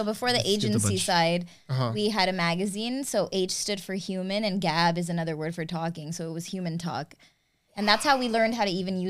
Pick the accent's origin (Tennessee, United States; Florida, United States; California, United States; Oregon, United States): Florida, United States; Miami; also born or lived in Amsterdam; I'm a Miami girl. I was born in Amsterdam, but I don't claim it.